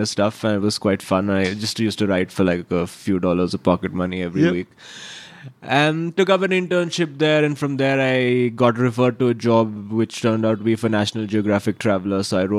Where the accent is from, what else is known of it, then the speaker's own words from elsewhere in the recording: Mumbai, Maharashtra, India; It was actually, I think Mumbai for me, I mean, and most people from Mumbai are very biased about this.